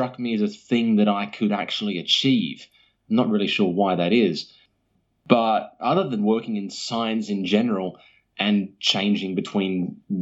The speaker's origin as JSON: {"language": "English", "town": "Sydney", "region": "New South Wales", "country": "Australia", "tie": "born or raised there", "also_born_or_lived": "Perth", "said": "as far as my origins go, I am from Sydney primarily, although I did spend a few years of my youth living in Perth."}